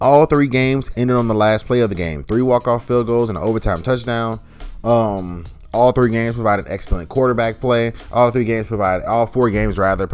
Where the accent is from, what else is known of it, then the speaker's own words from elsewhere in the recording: Louisiana, United States; Louisiana, which is my home state